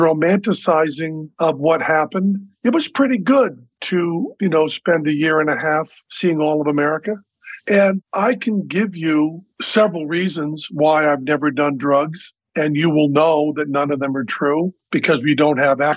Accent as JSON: {"language": "English", "region": "Massachusetts", "country": "United States", "said": "I'm from Massachusetts"}